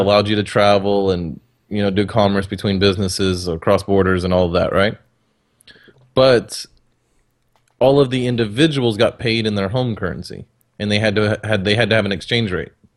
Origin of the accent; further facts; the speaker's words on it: Texas, United States; I'm a Texan